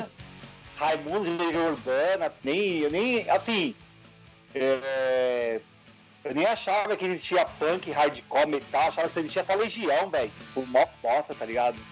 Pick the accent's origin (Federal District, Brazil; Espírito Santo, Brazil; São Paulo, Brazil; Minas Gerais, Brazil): São Paulo, Brazil; na minha quebrada aqui no Itaim